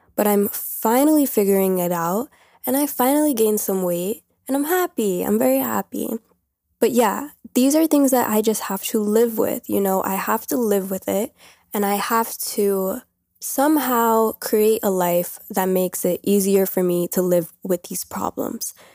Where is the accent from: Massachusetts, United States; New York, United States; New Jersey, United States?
New York, United States; I'm literally from New York. I've been around this many people my whole life.